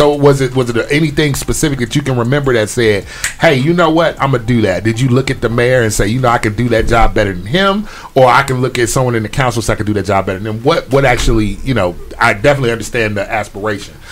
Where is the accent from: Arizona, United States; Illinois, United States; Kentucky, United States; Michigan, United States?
Illinois, United States; Chicago; moved away; originally, I'm from Chicago